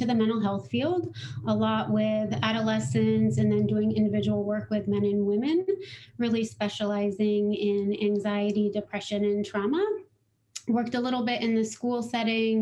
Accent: Littleton, Colorado, United States; I grew up in Littleton, Colorado

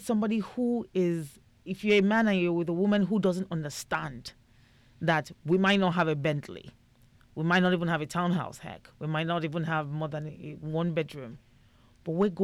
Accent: Nigeria; being Nigerian, getting married at 32 was like 7 years past my expiry period

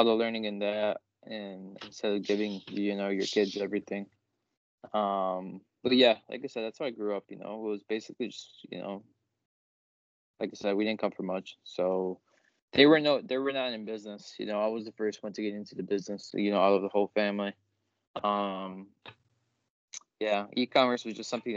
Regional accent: outside of Chicago, Illinois, United States; We grew up out here outside of Chicago

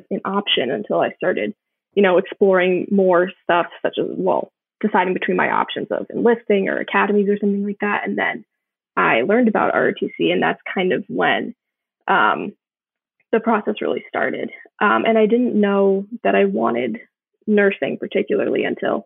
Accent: Buffalo, New York, United States; I'm from Buffalo, New York

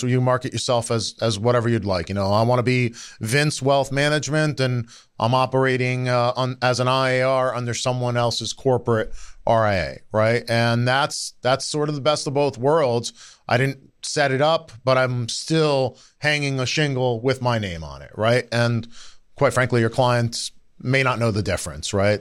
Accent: New Jersey, United States; I grew up in New Jersey, right? I'm, I'm a North Jersey guy

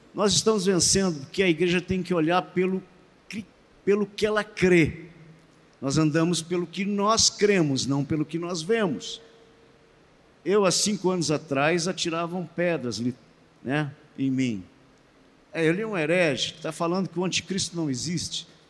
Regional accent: Estância Velha, Rio Grande do Sul, Brazil; Estância Velha, bem pertinho de Porto Alegre

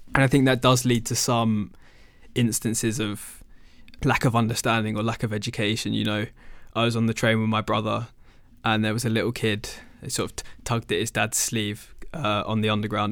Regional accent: London, United Kingdom; moved away as an adult; now in Edinburgh, United Kingdom; there's not too many Sikh people as, as there are back home 'cause I'm from London.

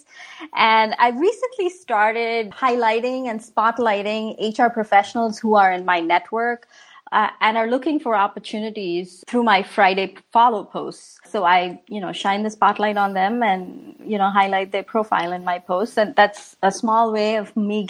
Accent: India; now in Washington, DC area, United States; We watched this growing up in India

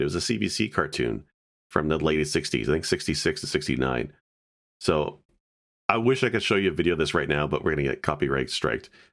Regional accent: Canada; as Canadian

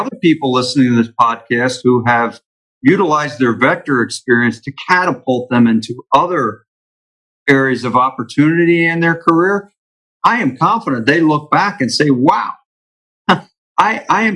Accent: Philadelphia, Pennsylvania, United States; moved away as an adult; now in Florida, United States; we grew up in Philadelphia

